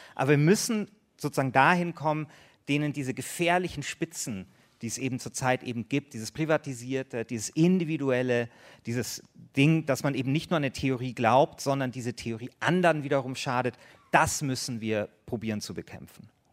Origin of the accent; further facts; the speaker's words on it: Bavaria, Germany; ich bin ja aus Bayern